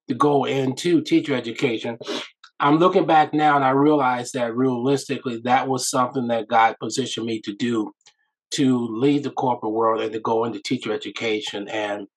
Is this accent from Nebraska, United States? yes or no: yes; Omaha, Nebraska, United States; I am from Omaha, Nebraska